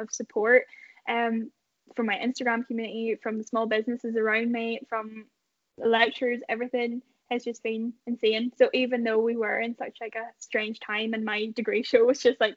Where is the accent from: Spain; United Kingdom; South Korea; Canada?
United Kingdom; Ballymoney, Northern Ireland; I'm from Ballymoney